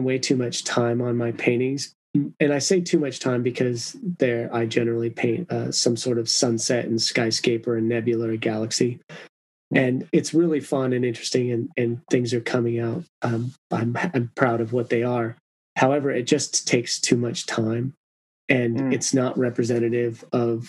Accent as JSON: {"language": "English", "country": "Mexico", "tie": "born or raised there", "said": "I was born down in Mexico"}